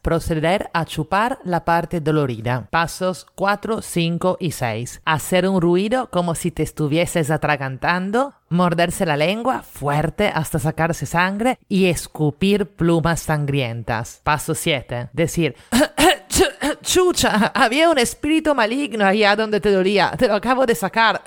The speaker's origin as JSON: {"language": "Spanish", "country": "Italy", "moved": "yes", "lives_now": "Lima, Peru", "said": "italiana en Lima"}